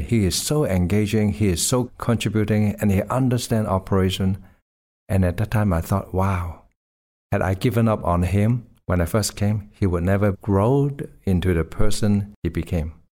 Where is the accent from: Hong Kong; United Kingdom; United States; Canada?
Hong Kong; I grew up in Hong Kong